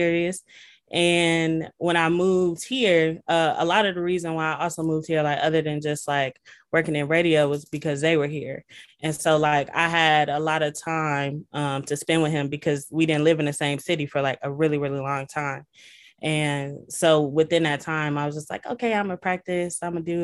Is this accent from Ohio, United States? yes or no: yes; Toledo, Ohio, United States; moved away as an adult; now in Columbus, United States; I'm from Toledo, Ohio, the glass